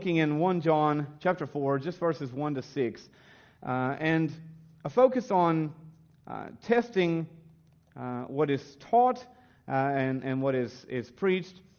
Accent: the South, United States; now in Australia; as I grew up in the South kind of tradition, the Bible Belt tradition of America.

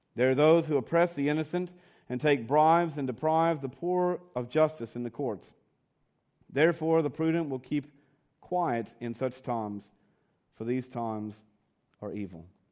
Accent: United States; moved away; growing up in the United States

